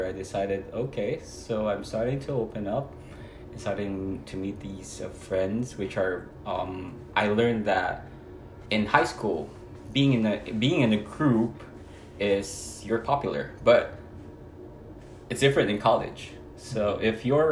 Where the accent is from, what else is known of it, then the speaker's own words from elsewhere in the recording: Cagayan Valley, Philippines; moved away as an adult; also born or lived in Isabela, Philippines / Manila, Philippines; now in New Jersey, United States; I was born north, a part of the Philippines, north, yeah, somewhere north.